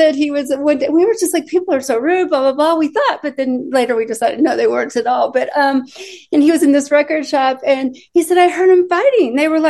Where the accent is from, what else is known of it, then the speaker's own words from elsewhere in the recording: Austin, Texas, United States; moved away as an adult; also born or lived in Illinois / New York; now in Nashville, United States; we lived in Austin, Texas for most of my life. I moved from Illinois to Austin when I was a kid. And then we moved to New York for 2 years.